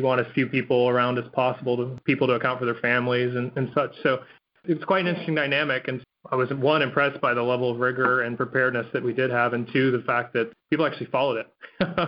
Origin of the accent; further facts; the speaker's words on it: Florida, United States; And I grew up in Florida.